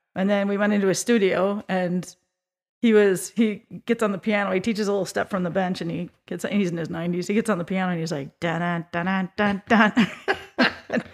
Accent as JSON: {"language": "English", "town": "Minneapolis–Saint Paul", "region": "Minnesota", "country": "United States", "tie": "born or raised there", "said": "I grew up in the Twin Cities, Minnesota, at a dance studio"}